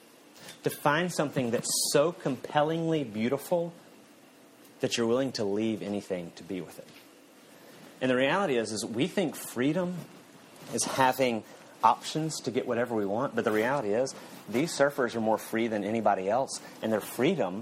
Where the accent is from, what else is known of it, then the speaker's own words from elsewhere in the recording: Panama City, Florida, United States; moved away as an adult; now in California, United States; I grew up playing in the Gulf Coast, down in Panama City